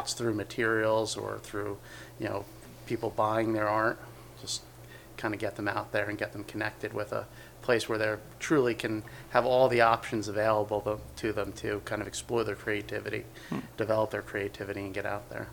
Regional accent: West Milford, New Jersey, United States; I grew up in uh, West Milford, New Jersey, which is uh, northern part of New Jersey

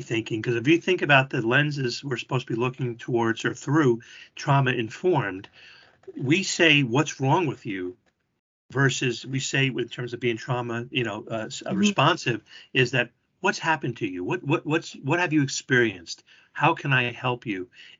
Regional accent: New Jersey, United States; I'm from New Jersey

